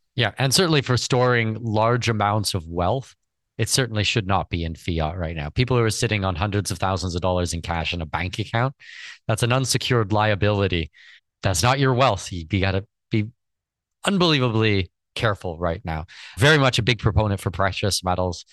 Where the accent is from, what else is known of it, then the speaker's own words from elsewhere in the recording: Canada; I'm Canadian citizen